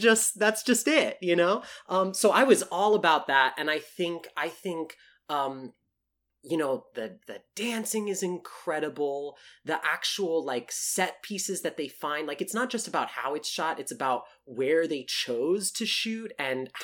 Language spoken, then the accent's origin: English; South Texas, United States; a, Latino theater kid growing up in South Texas